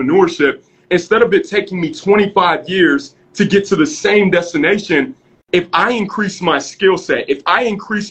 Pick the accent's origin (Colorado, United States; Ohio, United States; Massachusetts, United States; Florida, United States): Ohio, United States; Cleveland; I was born in Cleveland, Ohio